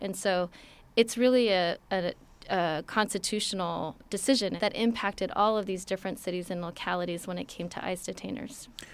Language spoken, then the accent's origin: English; Los Angeles, California, United States; I was born in Los Angeles